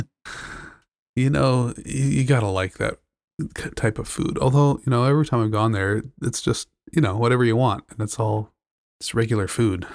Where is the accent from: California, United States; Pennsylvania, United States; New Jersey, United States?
California, United States; Southern; also born or lived in San Francisco, United States; I grew up in Southern California